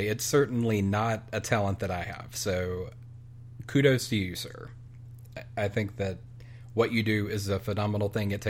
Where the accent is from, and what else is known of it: the South, United States; also born or lived in Massachusetts